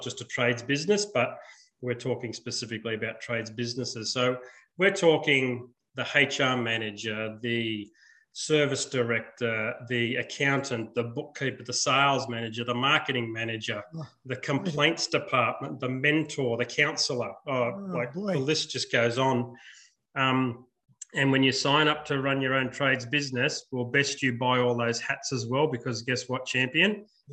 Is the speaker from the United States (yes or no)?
no; Sydney, New South Wales, Australia; I was born in Sydney in 1967